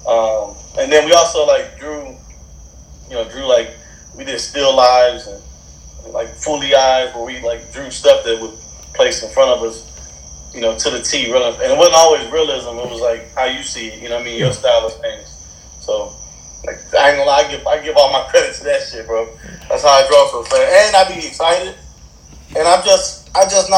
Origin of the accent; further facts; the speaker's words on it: Stone Mountain, Georgia, United States; also born or lived in Decatur, Georgia; I grew up over there in Stone Mountain